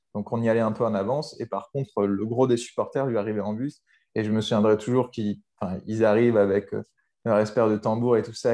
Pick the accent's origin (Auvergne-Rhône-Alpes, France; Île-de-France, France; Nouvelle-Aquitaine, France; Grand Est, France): Nouvelle-Aquitaine, France; Bordeaux; J'ai grandi à Bordeaux. Je suis bah, à Bordeaux depuis que j'ai trois ans